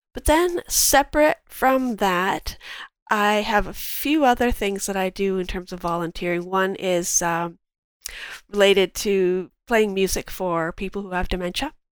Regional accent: Cambridge, Ontario, Canada; also born or lived in London, Ontario; I was born in London and raised in Cambridge

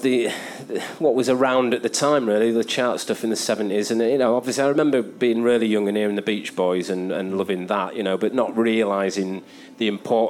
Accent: Stockport, North West England, United Kingdom; Of growing up in Stockport, because I was quite young.

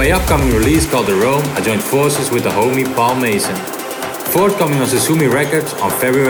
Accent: Amsterdam, North Holland, Netherlands; DJ producer born and raised in Amsterdam.

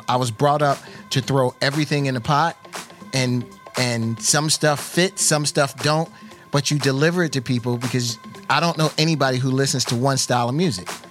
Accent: Philadelphia, Pennsylvania, United States; growing up in a city where every once in a while, someone like Kenny Gamble would do a guest DJ spot on a radio station

